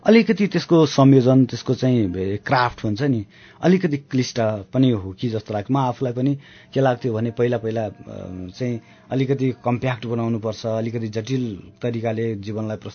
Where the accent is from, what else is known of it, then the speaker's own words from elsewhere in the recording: Bagmati, Nepal; घरमा हाम्रो चितवनमा एकदम गर्मी हुने